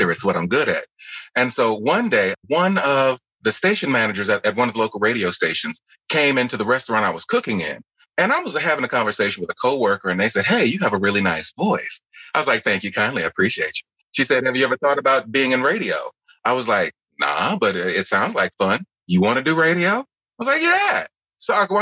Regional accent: Lake Charles, Louisiana, United States; I'm originally from Lake Charles, Louisiana, born and raised

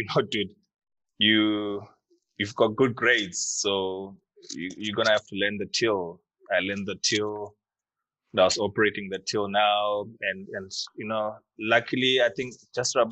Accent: Harare, Zimbabwe; moved away as an adult; also born or lived in Nyanga, Zimbabwe; now in Cape Town, South Africa; I was born in Harare, born in Nyanga, Zimbabwe, actually, but I grew up in Harare

